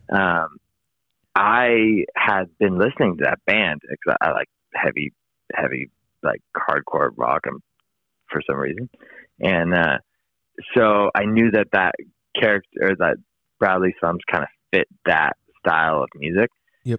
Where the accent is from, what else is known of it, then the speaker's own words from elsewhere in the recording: East Bay, California, United States; moved away as an adult; also born or lived in Sacramento, California; now in San Luis Obispo, United States; I'm from the East Bay uh, originally